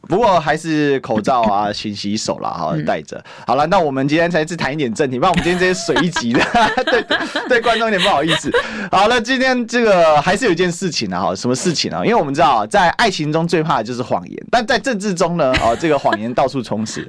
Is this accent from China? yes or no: no; Kaohsiung, Taiwan; moved away as an adult; now in Taipei, Taiwan; 因为我高雄人嘛，那嗯。南部小孩上台北